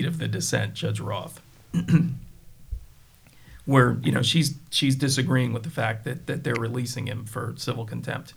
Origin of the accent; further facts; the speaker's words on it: Delaware County, Pennsylvania, United States; I'm from Delco